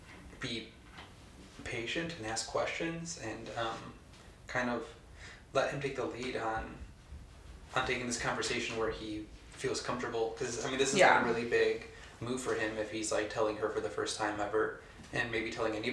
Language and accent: English; Chicago, Illinois, United States; born or raised there